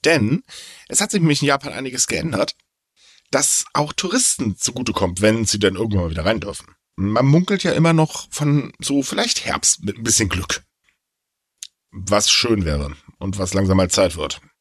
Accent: North Rhine-Westphalia, Germany; bei uns in NRW

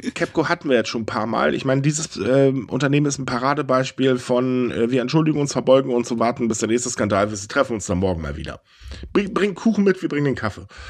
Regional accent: Germany; Bei uns in Deutschland

